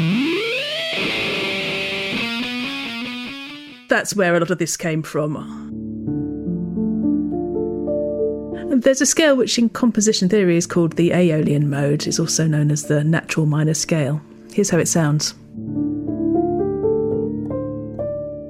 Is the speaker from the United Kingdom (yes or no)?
yes; England, United Kingdom; As an English person, I'm quite familiar with British folk music just through living here and knowing that tradition